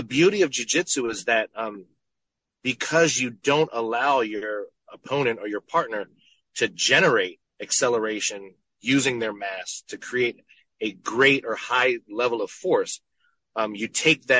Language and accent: English; Temple Hills, Maryland, United States; I grew up in Temple Hills, Maryland